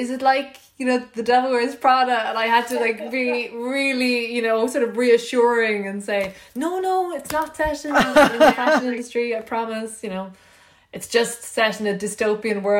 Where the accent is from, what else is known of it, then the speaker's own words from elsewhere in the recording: Ireland; moved away as an adult; also born or lived in New York; I was from Ireland